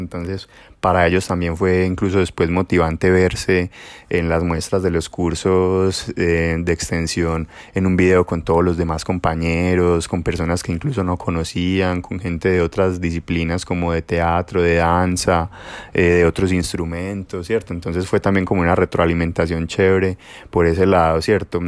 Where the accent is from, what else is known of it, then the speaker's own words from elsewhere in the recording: Girardota, Antioquia, Colombia; en la Casa de la Cultura del municipio de Girardota pues donde, de donde vivo y de donde soy